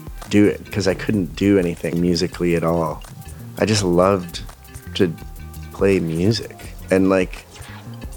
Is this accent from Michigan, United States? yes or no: yes; Ann Arbor, Michigan, United States; moved away as an adult; also born or lived in London; I moved back to Ann Arbor from London, you know, 4 years abroad.